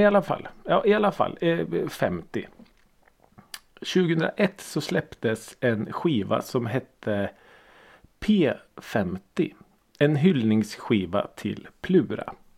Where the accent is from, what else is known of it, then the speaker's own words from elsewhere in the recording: Norrköping, Östergötland, Sweden; jag är ju född och uppvuxen i Norrköping.